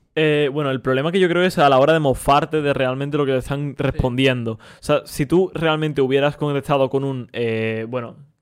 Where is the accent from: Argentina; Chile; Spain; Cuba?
Spain; nosotros que somos españoles